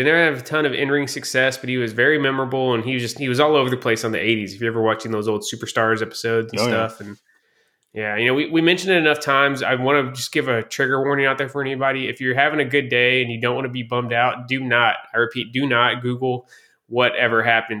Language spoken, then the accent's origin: English; the South, United States; I don't know if just because I'm a Southerner, but his character always really resonated with me, man.